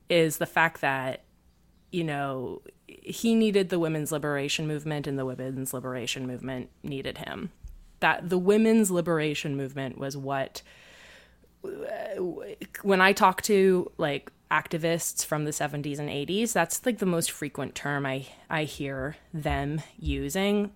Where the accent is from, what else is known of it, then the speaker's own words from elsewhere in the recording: Canada; I, I am Canadian